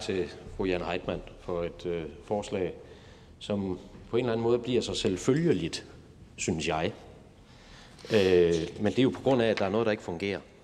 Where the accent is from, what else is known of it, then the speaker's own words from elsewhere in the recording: Viborg, Central Denmark Region, Denmark; der, hvor jeg kommer fra i, i Viborg